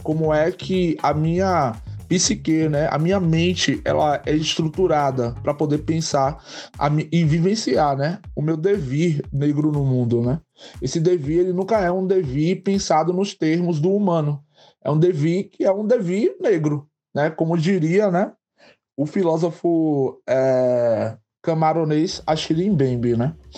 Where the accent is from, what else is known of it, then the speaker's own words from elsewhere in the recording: Santo Antônio de Jesus, Bahia, Brazil; also born or lived in Camaçari, Bahia; é nessa cidade, né, Santo Antônio de Jesus, que eu sempre vivi a minha vida e vivo até hoje